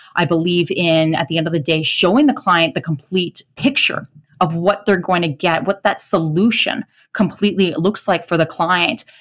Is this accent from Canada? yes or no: yes; Edmonton, Alberta, Canada; born or raised there; accent: Canadian